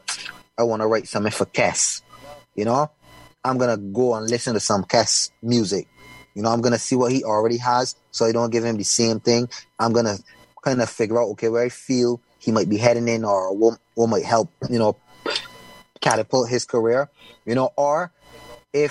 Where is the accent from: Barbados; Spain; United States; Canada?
Barbados; people even think that I come from Africa instead of Barbados sometimes